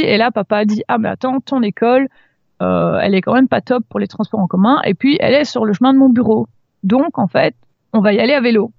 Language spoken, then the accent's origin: French; Brussels, Brussels-Capital Region, Belgium; en tant que bruxelloise